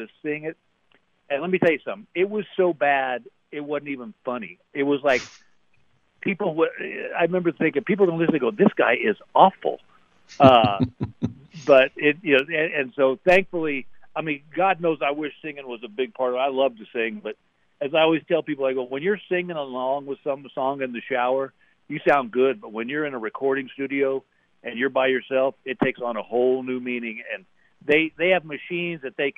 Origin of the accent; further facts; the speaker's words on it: Texas, United States; moved away; I'm from Texas.